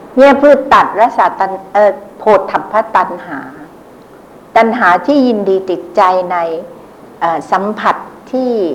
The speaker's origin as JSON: {"language": "Thai", "region": "Bangkok", "country": "Thailand", "said": "พวกเราชาวกรุงเทพ"}